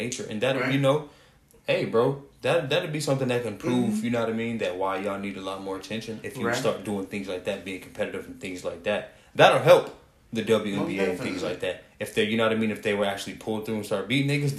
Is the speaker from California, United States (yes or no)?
no; Phoenix, Arizona, United States; I'm from Phoenix